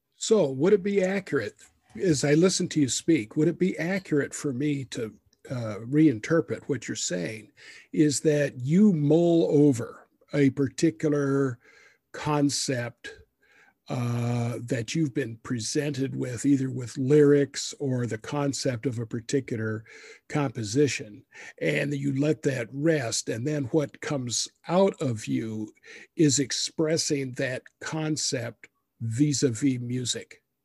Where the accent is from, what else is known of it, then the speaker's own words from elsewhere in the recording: Boise, Idaho, United States; I'm from Boise, Idaho.